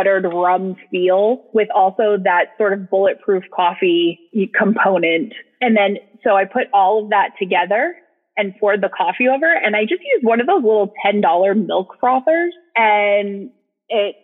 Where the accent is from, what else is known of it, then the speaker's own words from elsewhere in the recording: New England, United States; now in Austin, United States; I am originally from New England, and which sometimes you can hear my voice, sometimes you can't. And now I live in Austin, Texas